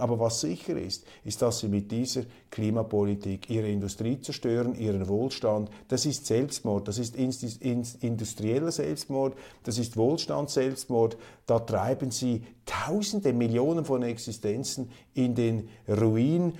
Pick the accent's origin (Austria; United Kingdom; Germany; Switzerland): Switzerland; Wir haben in der Schweiz